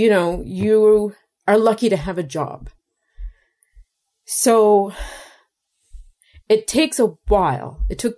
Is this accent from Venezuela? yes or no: no; Cape Breton Island, Maritime Provinces of Canada, Nova Scotia, Canada; moved away as an adult; also born or lived in Toronto / New York / Alberta; I grew up on an island where workers were treated like shit